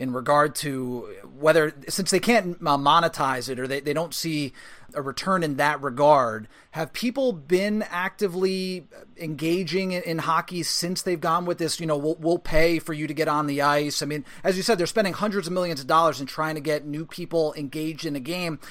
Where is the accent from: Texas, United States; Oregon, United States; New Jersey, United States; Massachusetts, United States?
New Jersey, United States; I'm from New Jersey. I grew up there